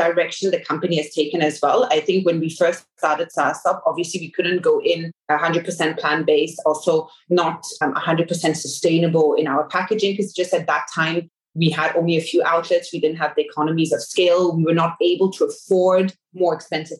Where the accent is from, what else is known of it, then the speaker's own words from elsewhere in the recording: Singapore; I grew up in Asia. This is home for us. My whole family is here. And that's also one of the reasons why we started the company here in Singapore. My parents have been here for over 20 years